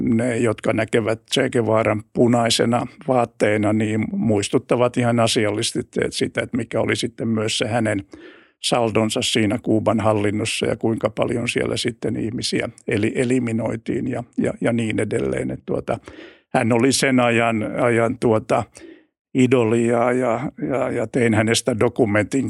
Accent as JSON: {"language": "Finnish", "country": "Finland", "said": "olen, olen Suomesta"}